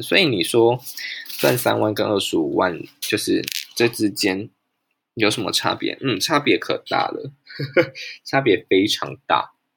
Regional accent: Pingtung County, Taiwan; 我必须要暂时留在我出生的地方屏东

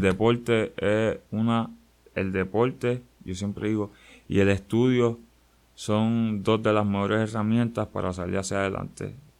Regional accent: San Juan, Puerto Rico; yo vengo de un sitio, yo soy de Barrio Obrero

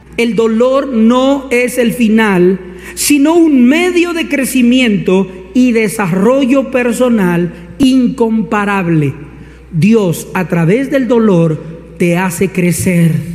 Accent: Colombia; como diríamos acá en Colombia

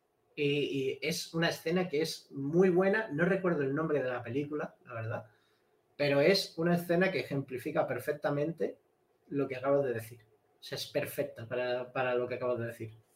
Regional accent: Cádiz, Andalusia, Spain; moved away as an adult; also born or lived in Madrid; me fui de, mi pueblo de Cádiz, me fui hasta Madrid a estudiar

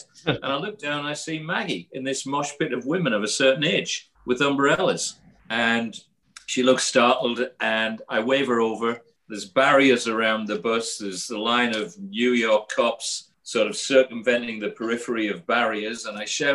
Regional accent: Sunderland, North East England, United Kingdom; I'm a Geordie. And I'm not really a Geordie. I'm a Wearsider

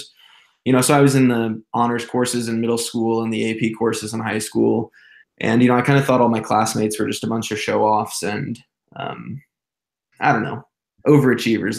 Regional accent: Zionsville, Indiana, United States; I was born and raised in Indianapolis, Indiana, a little suburb called Zionsville

